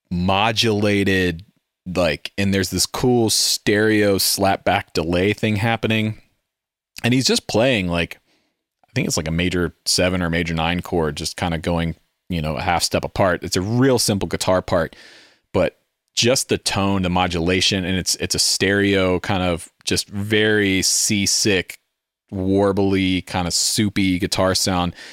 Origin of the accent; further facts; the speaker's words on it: Southern United States, United States; And then I'm like a specimen to them because I'm from the South, but I don't really have a Southern accent.